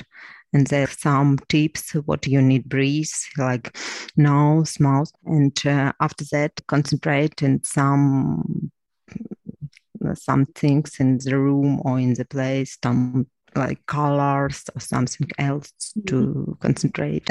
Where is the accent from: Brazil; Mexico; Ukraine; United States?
Ukraine; Crimea; English is a second language; moved away as an adult; also born or lived in Lviv / Kyiv; now in Ivano-Frankivsk, Ukraine; I'm from Crimea. My home occupied 8 years. I left home to another city, to Lviv, and after Lviv to Kyiv.